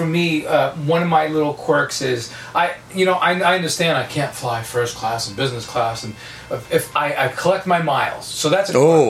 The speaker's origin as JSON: {"language": "English", "region": "New York", "country": "United States", "tie": "born or raised there", "said": "I was living in Florida at the time, moved from New York, I grew up in New York, moved to Florida"}